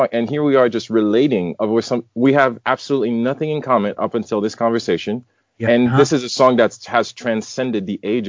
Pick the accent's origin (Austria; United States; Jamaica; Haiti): Haiti; Port-au-Prince, Ouest; I grew up in Port-au-Prince, Haiti